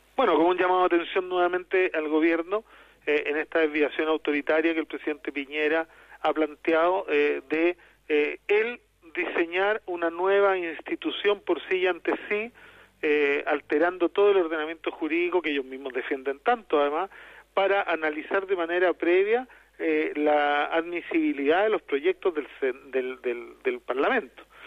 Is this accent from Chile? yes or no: yes; Chile; nuestro país